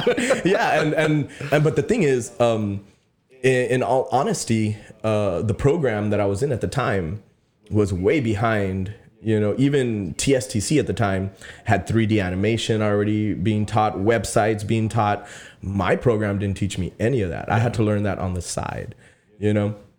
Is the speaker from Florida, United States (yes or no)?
no; Sullivan City, Texas, United States; I'm from Sullivan City, you know, we have cactuses and cows